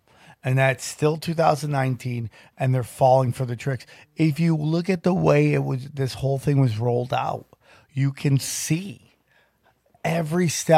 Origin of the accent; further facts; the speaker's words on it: Philadelphia, Pennsylvania, United States; I'm from Philly, dog.